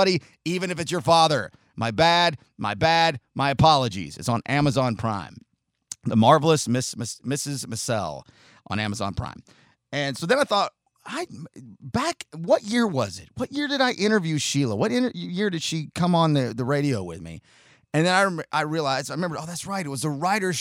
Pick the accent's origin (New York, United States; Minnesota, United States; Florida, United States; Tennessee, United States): Tennessee, United States; Chattanooga; also born or lived in Oceanside, California; I was born in Oceanside outside of San Diego, moved into Chattanooga in 1986.